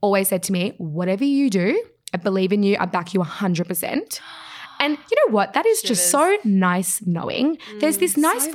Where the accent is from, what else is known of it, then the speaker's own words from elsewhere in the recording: Australia; We all grew up in Australia.